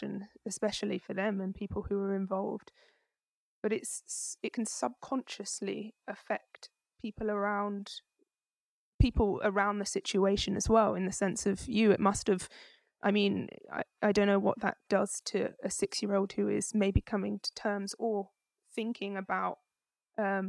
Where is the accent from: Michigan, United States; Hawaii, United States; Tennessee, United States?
Tennessee, United States; I grew up in the South, I grew up in Tennessee